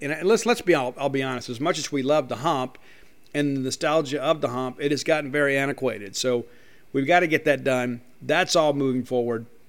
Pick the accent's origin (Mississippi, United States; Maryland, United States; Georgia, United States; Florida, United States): Mississippi, United States; Columbia; Columbia High School, that's right, the Columbia High School. It's my hometown.